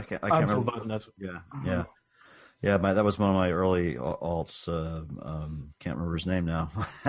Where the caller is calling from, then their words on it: Western Massachusetts, United States; I'm calling in from Western Massachusetts.